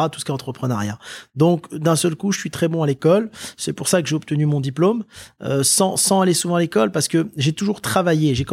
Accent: Lille, Hauts-de-France, France; born there; also born or lived in Indonesia / Maghreb / Le Mans / Tours; moi je suis né à Lille, si tu veux. ensuite, j'ai été vivre avec mes parents en Indonésie. J'ai vécu trois ans en Indonésie. Ensuite, j'ai vécu au Maghreb et ensuite je suis revenu donc dans la ville du Mans.

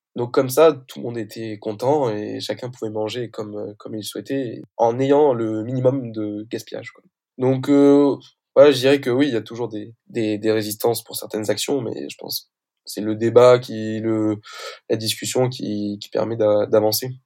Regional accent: Toulouse, Occitania, France; moved away as an adult; now in Compiègne, France; j'ai été lycéen du coup à, Toulouse

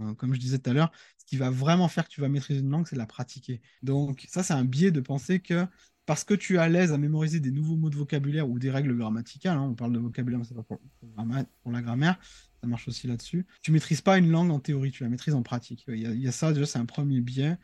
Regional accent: France; en tant que Français

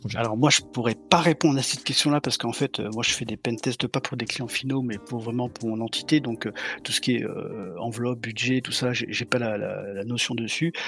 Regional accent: Montpellier, Occitania, France; je suis de Montpellier, du sud de la France

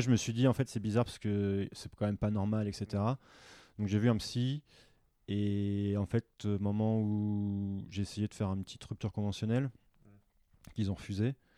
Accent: France; moved away as an adult; moi en tant que Français

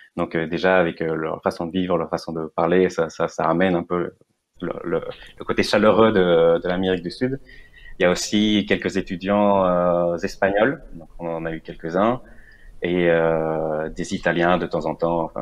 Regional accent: Venezuela; moved away as an adult; now in France; à la base, je viens du Venezuela

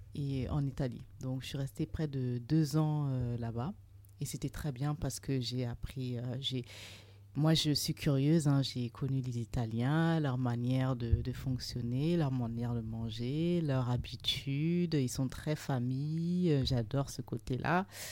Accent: Burkina Faso; also born or lived in Trouville, Normandy, France; now in France; Je suis originaire du Burkina Faso

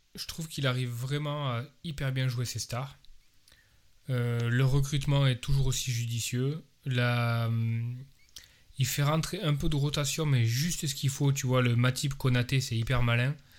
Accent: France; en tant que Français

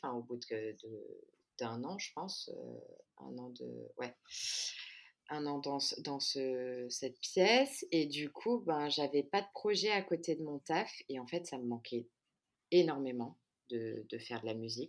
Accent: France; moved away as an adult; now in Rio de Janeiro, Brazil; je suis née et j'ai grandi en France, mais ma mère est brésilienne

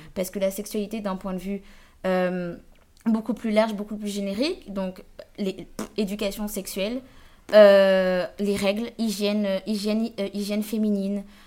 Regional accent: Guadeloupe; je venais de Guadeloupe

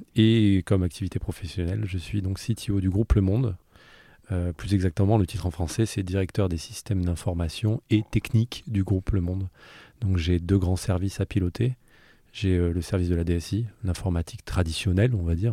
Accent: Southern Alps, Provence-Alpes-Côte d'Azur, France; moved away as an adult; now in Paris, France; je suis né dans les Alpes du Sud. Euh, j'ai passé toute ma jeunesse jusqu'à 20 ans à faire du ski et de la musique.

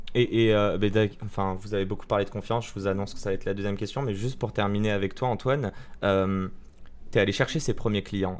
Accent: Morocco; Je suis marocain

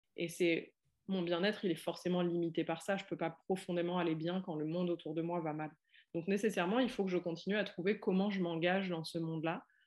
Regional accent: France; j'ai grandi en France

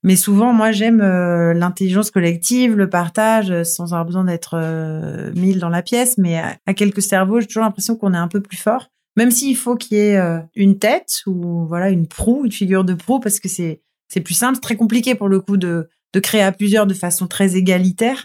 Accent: Toulon, Provence-Alpes-Côte d'Azur, France; j'ai grandi à Toulon

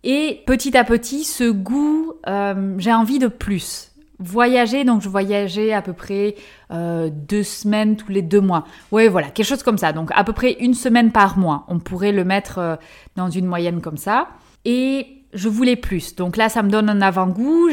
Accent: France; moved away as an adult; also born or lived in New Zealand / Belgium / Cameroon / Indonesia; je suis française, née en France, j'ai fait mes études en France

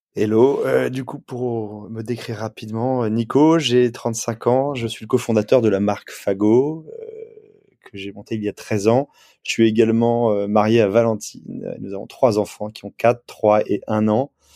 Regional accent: Provence-Alpes-Côte d'Azur, France; now in Nantes, France; moi j'ai habité, j'ai grandi en Provence, en bord de mer

